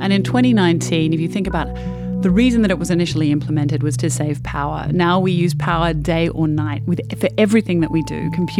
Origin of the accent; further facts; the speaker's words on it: Australia; I'm Australian.